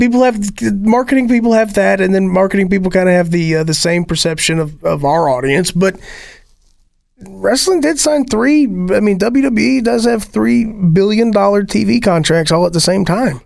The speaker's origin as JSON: {"language": "English", "region": "Appalachia", "country": "United States", "said": "I am Appalachian"}